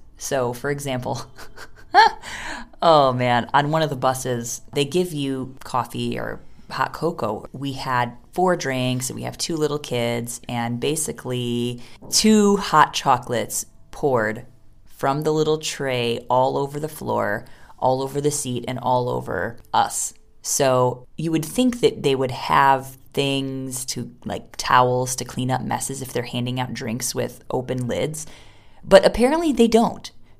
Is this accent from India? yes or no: yes; India; I mean, because we're coming from India, we don't have the kinds of amazing aquariums that you can maintain when you're in a Western country